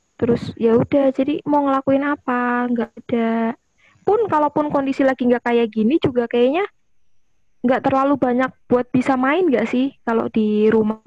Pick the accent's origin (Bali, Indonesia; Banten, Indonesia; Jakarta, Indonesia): Jakarta, Indonesia; moved away as an adult; now in Semarang, Indonesia; Beneran dari Jakarta